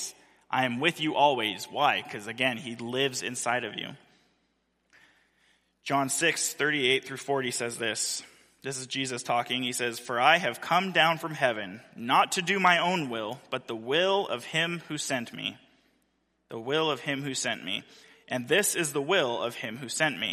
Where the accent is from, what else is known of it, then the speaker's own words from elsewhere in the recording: Central California, United States; moved away; the church that I grew up in Central California